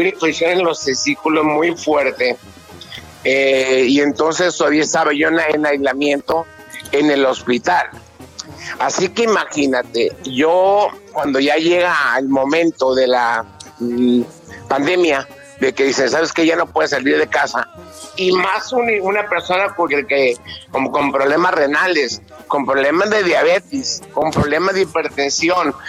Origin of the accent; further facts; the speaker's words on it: Mexico; nosotros como mexicanos